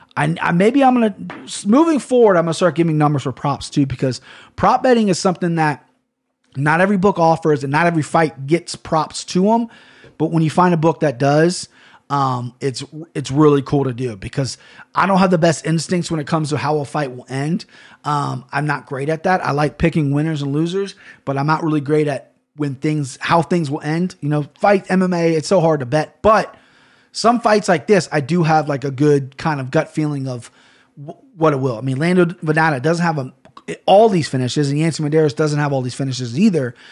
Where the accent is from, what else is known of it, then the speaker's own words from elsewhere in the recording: United States; As an American